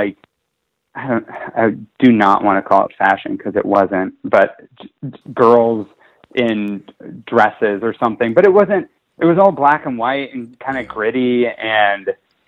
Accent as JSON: {"language": "English", "town": "Kansas City", "region": "Kansas", "country": "United States", "tie": "born or raised there", "moved": "yes", "lives_now": "Los Angeles, United States", "said": "so I grew up in Kansas City, born in Kansas City, Missouri, and grew up in Kansas City, Kansas."}